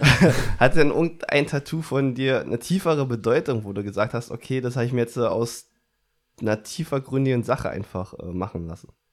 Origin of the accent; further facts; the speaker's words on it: Brandenburg, Germany; aus Brandenburg